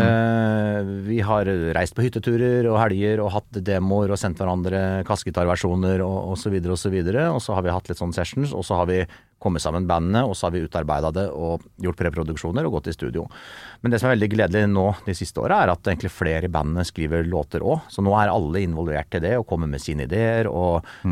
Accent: Kongsvinger, Innlandet, Norway; alle kameratene fra Kongsvinger, der jeg er fra

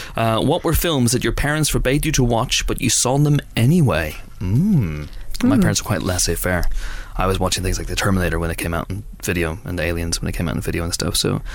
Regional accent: Banbridge, Northern Ireland, United Kingdom; my hometown, Banbridge

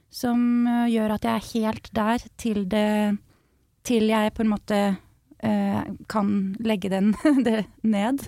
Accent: Skjetten, Akershus, Norway

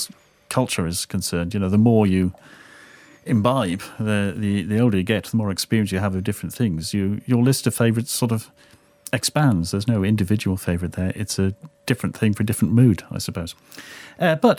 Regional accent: Newcastle upon Tyne, North East England, United Kingdom; I grew up in Newcastle

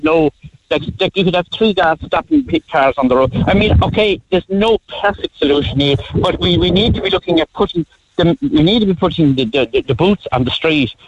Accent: Ardmore, Munster, Ireland; moved away; also born or lived in Dublin; people from the country that go up, I'm from Ardmore

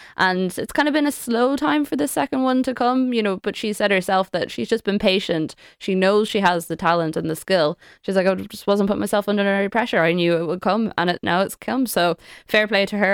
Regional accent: Sligo, Connacht, Ireland; I'm from Sligo

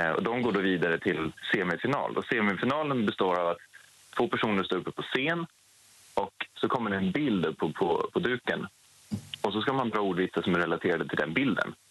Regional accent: Stockholm, Stockholm County, Sweden; jag har ju vunnit i Stockholm nu och det är ju min hemort

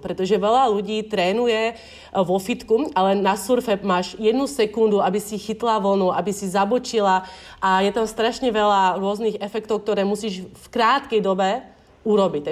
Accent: Slovakia; moved away as an adult; now in Bali, Indonesia; som zo Slovenska a nikdy som nevyrastala pri oceáne

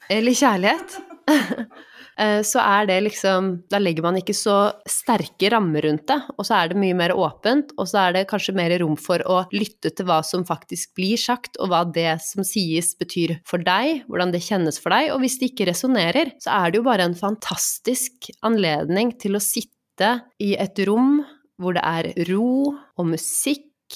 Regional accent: Norway; jeg vokste opp i Norge med eh, Vi har gått i kirken på julaften

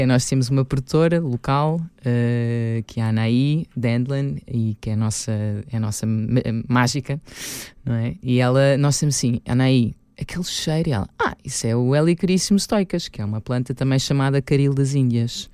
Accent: Lisbon, Portugal; Eu sou de Lisboa.

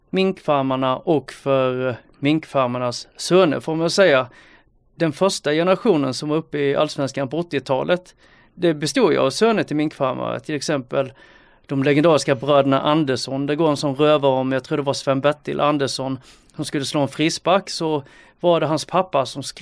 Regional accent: Sölvesborg, Blekinge, Sweden; i Sölvesborg, där jag växte upp

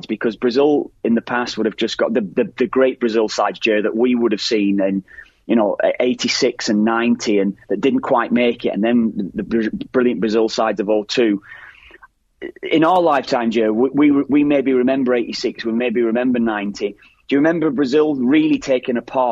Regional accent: Ireland; as Irish lads

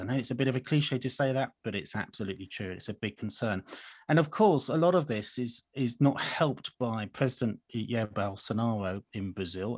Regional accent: United Kingdom; as a Brit

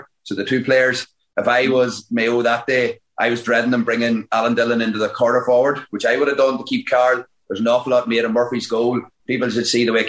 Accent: Fermanagh, Northern Ireland, United Kingdom; we are from Fermanagh

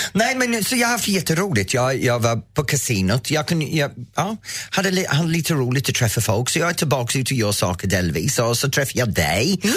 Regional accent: England, United Kingdom; Swedish is a second language; now in Sweden; jag är engelsman

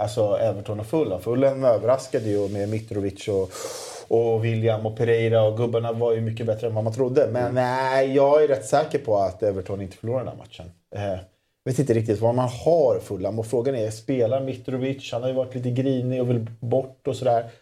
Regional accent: Solna, Stockholm County, Sweden; jag är uppvuxen i Solna, Solna centrum

